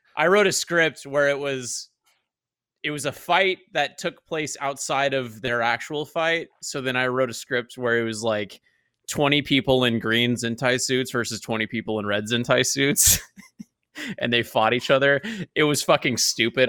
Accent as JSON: {"language": "English", "region": "Oklahoma", "country": "United States", "tie": "born or raised there", "moved": "yes", "said": "I'm from Oklahoma"}